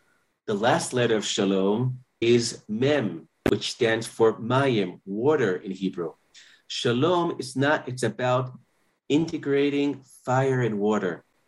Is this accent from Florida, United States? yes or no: no; Manhattan, New York, United States; now in Israel; I grew up in Manhattan, but I moved to Israel in 1993